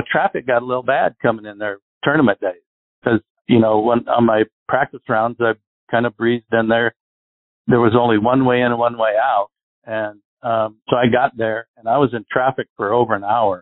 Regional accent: Arizona, United States; I grew up in Arizona

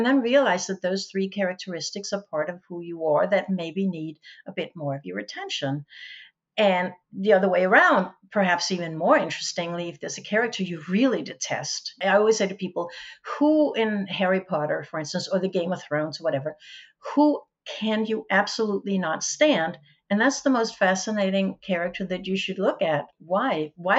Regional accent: Denmark; first language Danish; English is a second language; my native language is Danish, but I speak English. I write, I take notes in English. I read English. I sort of live English.

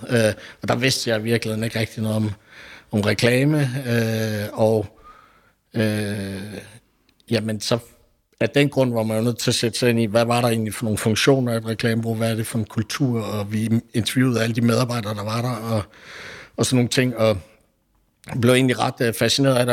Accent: Billund, Southern Denmark, Denmark; jeg er oprindelig fra Billund

